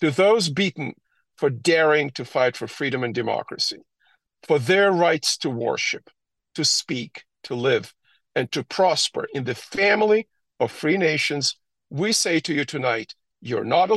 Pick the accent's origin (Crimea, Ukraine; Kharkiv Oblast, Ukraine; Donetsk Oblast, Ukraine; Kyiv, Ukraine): Crimea, Ukraine; moved away; I hail from Crimea. I was born there.